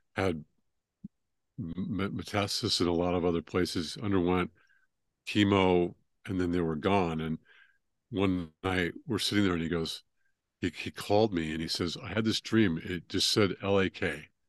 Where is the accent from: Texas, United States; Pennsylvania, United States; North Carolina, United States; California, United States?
California, United States; moved away as an adult; also born or lived in Northwest Georgia, United States; now in Georgia, United States; I grew up in California and then moved out here two years ago.